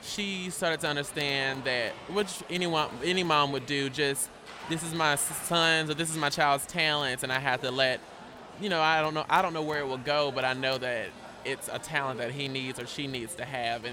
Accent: Greensboro, North Carolina, United States; also born or lived in Mississippi / Alabama; I can truly say I am from North Carolina because I was like 8 when we moved.

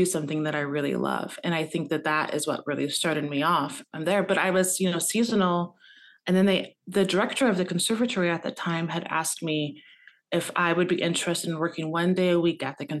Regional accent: Tacoma, Washington, United States; I was born and raised in Tacoma, Washington

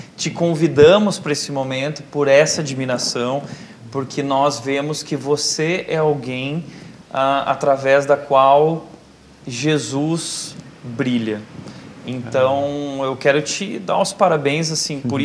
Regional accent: Brazil; A gente é brasileiro a gente gosta de festa

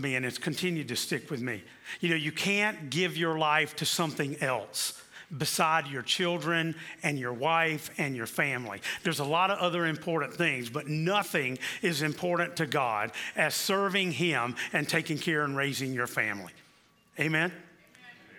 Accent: South Carolina, United States; moved away; also born or lived in Kansas City; growing up in the Church of the Nazarene in South Carolina

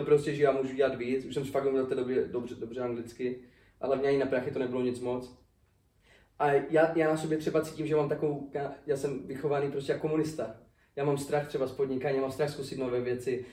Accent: Czechia; moved away as an adult; now in United States

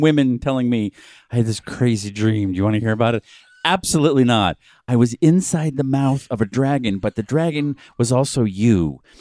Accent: New England, United States; moved away; We're from New England

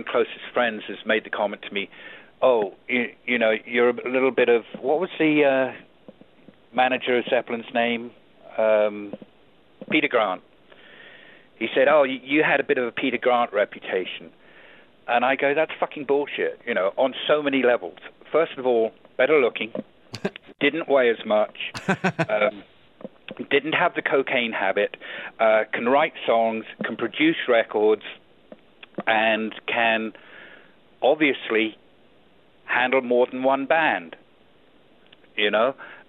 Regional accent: Auckland, New Zealand; He was born in the same nation I was born in. He's a New Zealander. He was born in Wellington. I was born in Auckland.

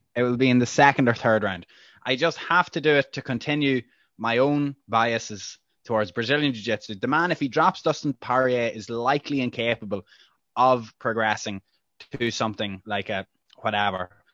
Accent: Ireland; as an Irish journalist.

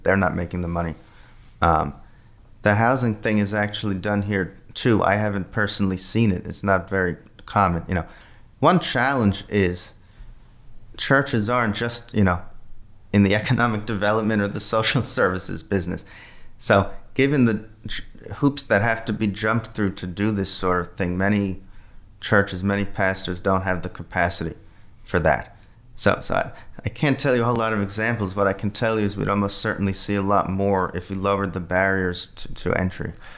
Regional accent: Flemington, New Jersey, United States; moved away; my, my hometown, Flemington, New Jersey, in, in, uh, central New Jersey

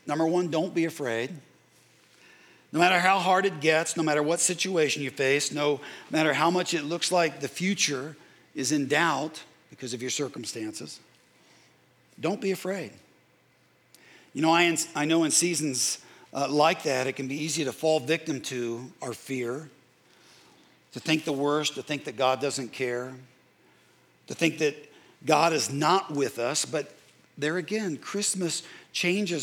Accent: Carmel, Indiana, United States; I grew up in the Midwest

